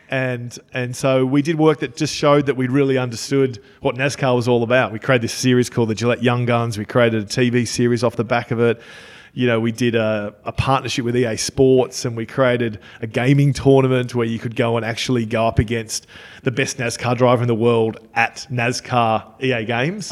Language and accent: English; Australia; I'm from Australia